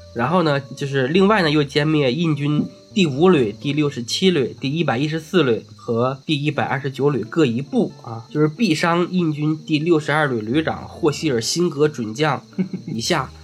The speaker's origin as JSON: {"language": "Chinese", "country": "China", "said": "我们中国人"}